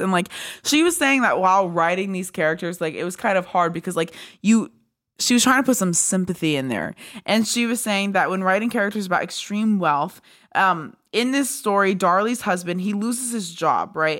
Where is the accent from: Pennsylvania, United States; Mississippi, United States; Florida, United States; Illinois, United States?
Pennsylvania, United States; I'm from Pennsylvania